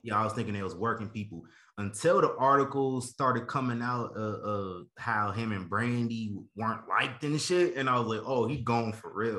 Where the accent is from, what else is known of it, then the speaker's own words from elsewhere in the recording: Nebraska, United States; I'm from Nebraska